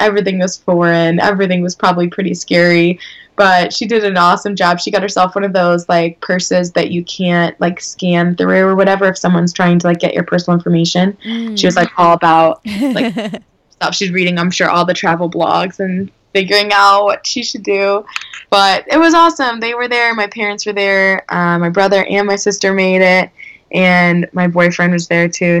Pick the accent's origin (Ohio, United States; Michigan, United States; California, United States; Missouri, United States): Missouri, United States; St. Louis; where I grew up in St. Louis